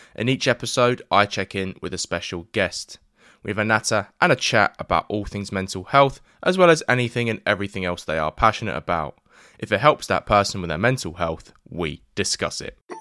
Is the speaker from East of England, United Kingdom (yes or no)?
no; London, United Kingdom; I grew up in East London